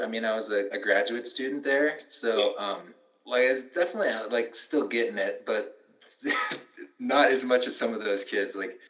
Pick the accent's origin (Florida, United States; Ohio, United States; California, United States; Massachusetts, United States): California, United States; Solvang; also born or lived in Los Angeles, California / England; And I am originally from California. I was born in Solvang, which is in Santa Barbara County. It's a little tiny, kitschy, Danish-themed tourist trap.